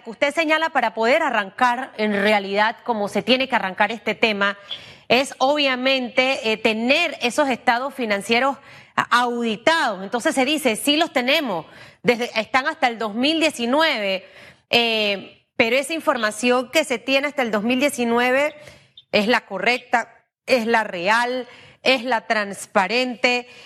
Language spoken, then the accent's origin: Spanish; Panama; como panameña